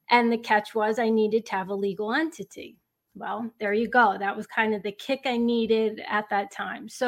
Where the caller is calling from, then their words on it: West Caldwell, New Jersey, United States; Northern New Jersey. It's a town called West Caldwell.